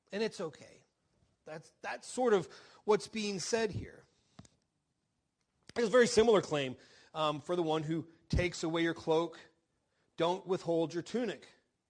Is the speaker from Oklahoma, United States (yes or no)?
yes; Oklahoma, United States; I grew up in Oklahoma